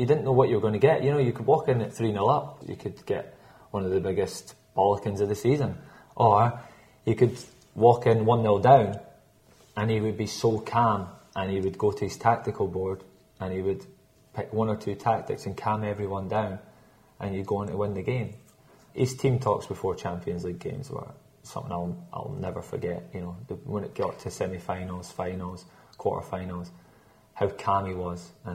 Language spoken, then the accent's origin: English; Scotland, United Kingdom; I'm Scottish